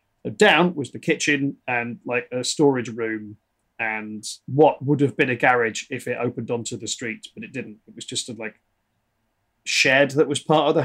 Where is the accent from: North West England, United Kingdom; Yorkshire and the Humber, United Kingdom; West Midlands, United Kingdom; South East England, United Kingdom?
North West England, United Kingdom; Liverpool; I hide it well, but I am Scouse. I never had the accent. But I'm from Liverpool.